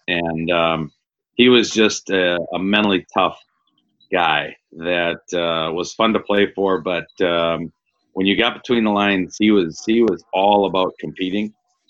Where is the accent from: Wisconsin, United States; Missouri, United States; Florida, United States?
Wisconsin, United States; Waterloo; also born or lived in La Crosse, Wisconsin / Illinois; Well, I grew up a small town near Sun Prairie here in Waterloo, Wisconsin here, and graduated from high school in 1980